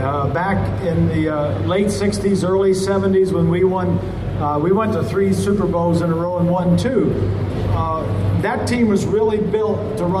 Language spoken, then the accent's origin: English; Indiana, United States; You know, I'm from Indiana